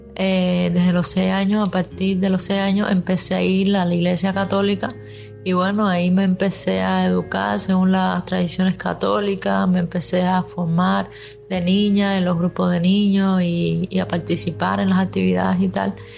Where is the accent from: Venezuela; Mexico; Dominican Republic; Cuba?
Cuba; Havana; yo soy de aquí de La Habana